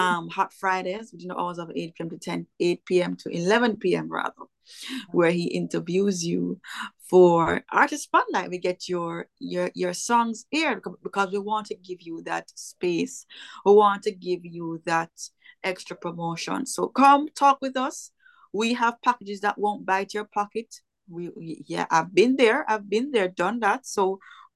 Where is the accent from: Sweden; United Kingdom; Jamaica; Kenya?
Jamaica; Kingston; now in Florida, United States; I'm from Kingston, Jamaica.